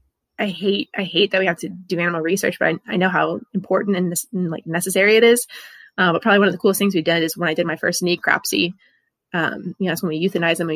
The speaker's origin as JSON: {"language": "English", "town": "New Orleans", "region": "Louisiana", "country": "United States", "moved": "yes", "said": "I'm from New Orleans originally"}